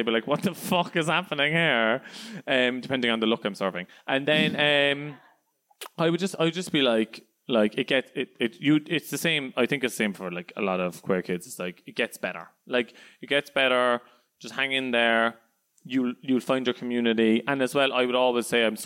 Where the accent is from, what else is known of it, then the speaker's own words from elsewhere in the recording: Cork, Munster, Ireland; I'm from Cork